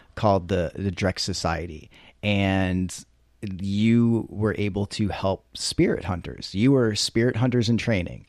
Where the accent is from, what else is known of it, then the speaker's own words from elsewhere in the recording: East Coast, United States; moved away; I'm from the East Coast